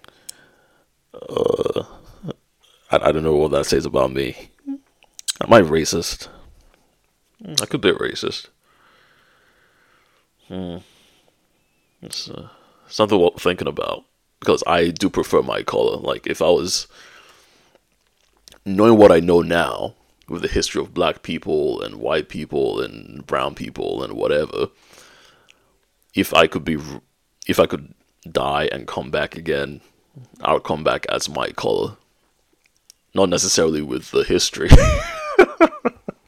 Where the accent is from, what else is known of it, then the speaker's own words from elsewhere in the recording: Nigeria; now in United Kingdom; growing up in Nigeria